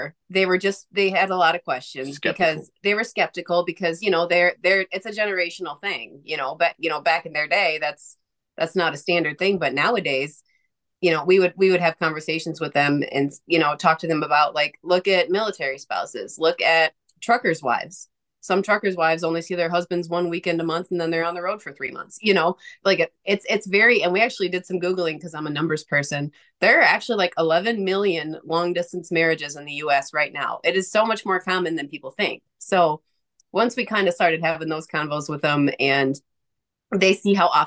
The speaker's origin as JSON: {"language": "English", "region": "the North", "country": "United States", "said": "I'm from the North"}